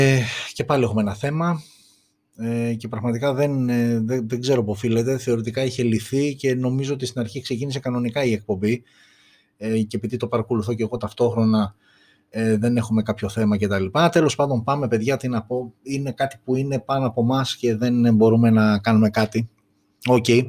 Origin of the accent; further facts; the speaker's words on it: Greece; είμαστε Έλληνες, είμαστε περήφανοι που είμαστε Έλληνες